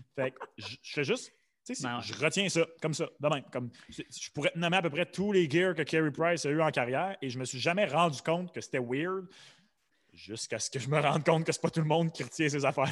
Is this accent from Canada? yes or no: yes; Quebec, Canada; nous autres, tu sais en tant qu'hommes blancs, québécois